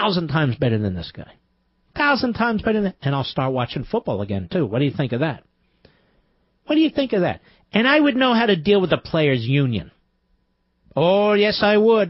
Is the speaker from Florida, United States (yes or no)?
no; Philadelphia, Pennsylvania, United States; I'm from Philly